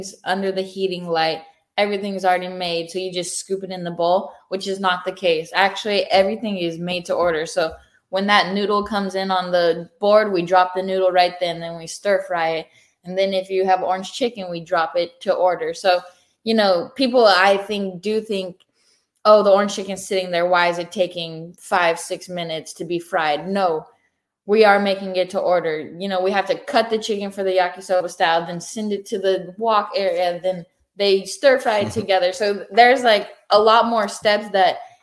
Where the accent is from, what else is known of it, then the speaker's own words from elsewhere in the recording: California, United States; now in Northport, United States; we are from California